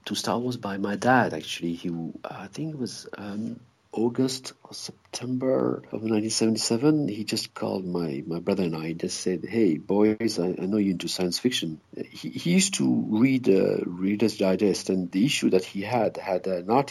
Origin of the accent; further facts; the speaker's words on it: Brussels, Brussels-Capital Region, Belgium; growing up in Brussels.